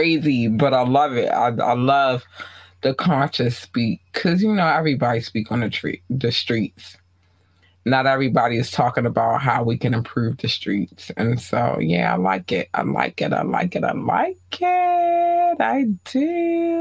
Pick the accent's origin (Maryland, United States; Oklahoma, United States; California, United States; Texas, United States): Maryland, United States; Baltimore; Baltimore. That's my hometown